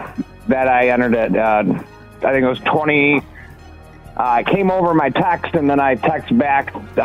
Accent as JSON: {"language": "English", "town": "Jenison", "region": "Michigan", "country": "United States", "said": "Jenison, Michigan, actually."}